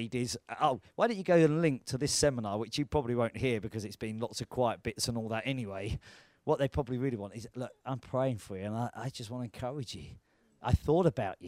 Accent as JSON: {"language": "English", "country": "United Kingdom", "said": "we're British."}